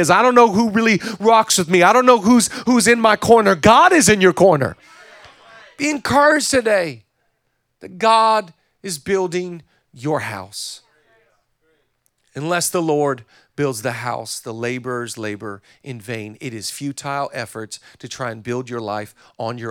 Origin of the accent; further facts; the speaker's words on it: Whidbey Island, Washington, United States; growing up on Whidbey Island